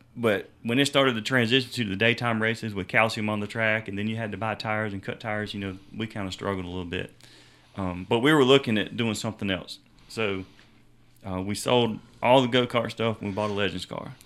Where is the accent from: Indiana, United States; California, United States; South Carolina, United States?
South Carolina, United States; Homeland Park; also born or lived in Miami, Florida / Central Florida; I grew up down in Homeland Park